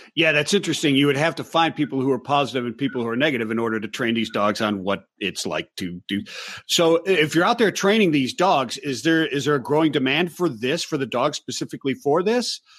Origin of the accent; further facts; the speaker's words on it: Cleveland, Ohio, United States; I'm from Cleveland, Ohio